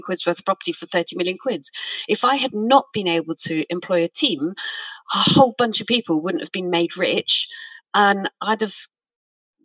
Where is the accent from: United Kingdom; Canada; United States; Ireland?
United Kingdom; I'm British